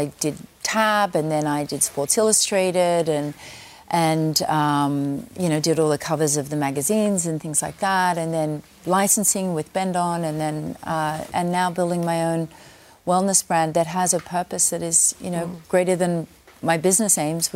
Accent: Australia; moved away; I'm very proud to, you know, to be Australian

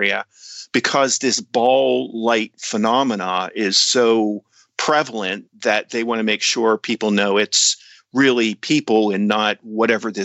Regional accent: Tyrone, Pennsylvania, United States; also born or lived in Altoona, Pennsylvania; I was raised in Tyrone, which is a little town about maybe 20 miles north of Altoona

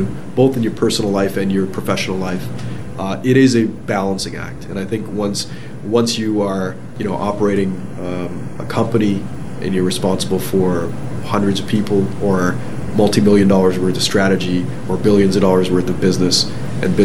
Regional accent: Toronto, Ontario, Canada; also born or lived in London, England; I'm a kid from Scarborough. That's kind of where I grew up.

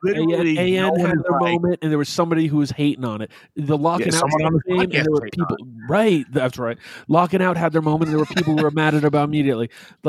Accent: Albany, New York, United States; I grew up in Albany.

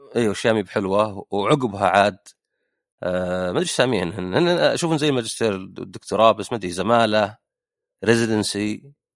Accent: Saudi Arabia; عندنا بالسعوديه

